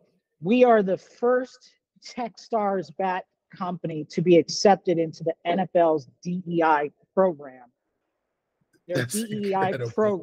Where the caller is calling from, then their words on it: Las Vegas, Nevada, United States; we're based here in Las Vegas, Nevada. That's where I'm actually calling from the Starbucks right now.